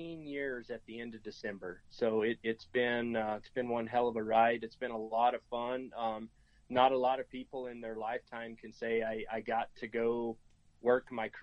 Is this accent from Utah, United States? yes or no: no; Gallup, New Mexico, United States; I was born and raised here in New Mexico. I grew up around the Gallup, New Mexico area.